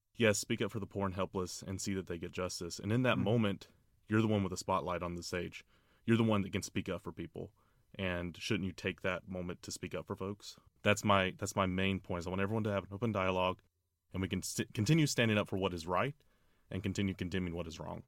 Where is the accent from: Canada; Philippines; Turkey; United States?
United States; Orlando, Florida; Orlando, Florida, my hometown